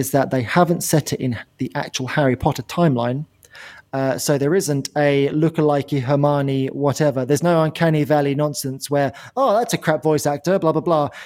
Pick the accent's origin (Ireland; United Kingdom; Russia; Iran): United Kingdom; England; we're from England